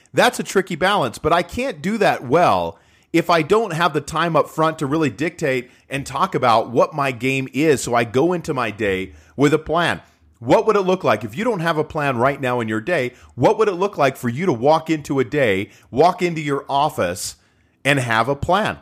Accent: Utah, United States; I'm from Utah

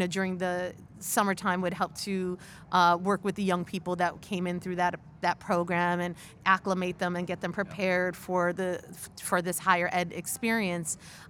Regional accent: upstate New York, United States; So, you know, my family is from Puerto Rico, as you said. I mentioned I'm Boricua, but I'm New Yorican. So I was born and raised in New York, in upstate New York, to be specific.

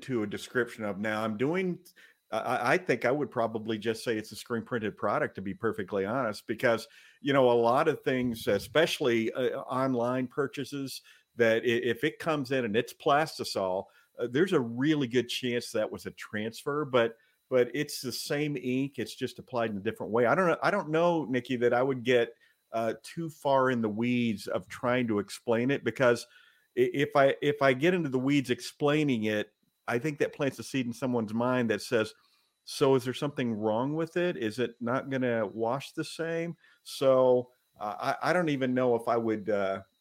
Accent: the South, United States; I grew up in the South.

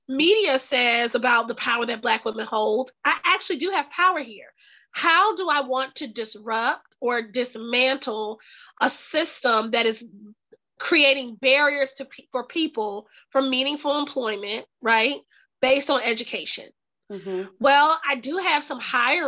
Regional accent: the South, United States; growing up in the South

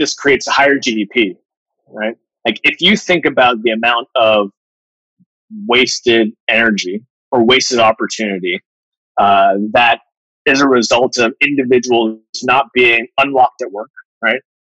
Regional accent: Bermuda; moved away as an adult; also born or lived in Manhattan; I grew up in Bermuda.

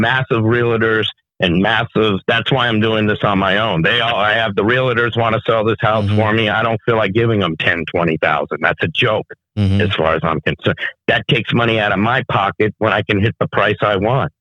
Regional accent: New York, United States; moved away; I'm from New York originally

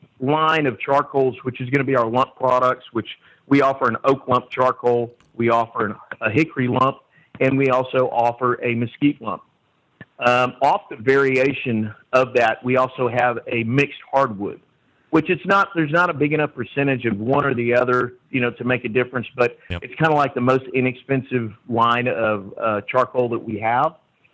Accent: Texas, United States; You know, we are from Central Texas.

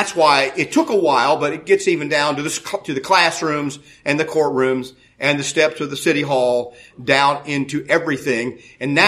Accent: United States; I'm born in the United States in the middle of the 20th century, 1952. I was born. I live in that time. I'm an American and educated in that culture.

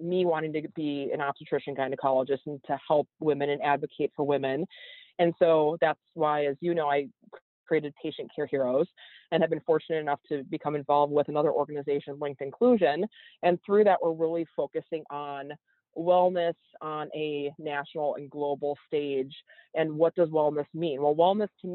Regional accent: Wisconsin, United States; growing up in Wisconsin in a more rural area

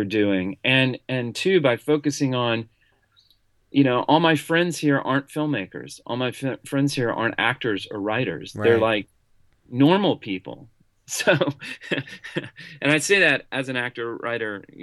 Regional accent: Columbia, South Carolina, United States; also born or lived in Tennessee / Greenville, South Carolina; I was born in Tennessee, but raised in South Carolina. I was, grew up in Columbia, South Carolina, which is right in the center of the state

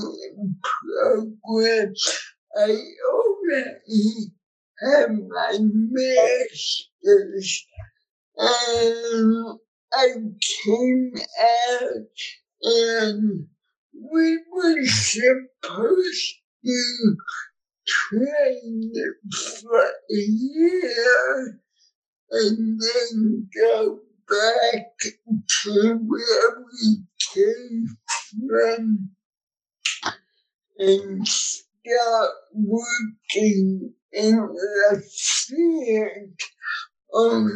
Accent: New York City, New York, United States; moved away as an adult; now in California, United States; I grew up in the Bronx, New York.

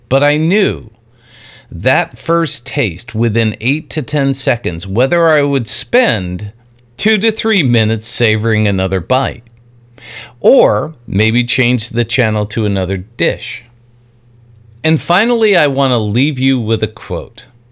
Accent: New York, United States; I grew up in New York in a very Italian family

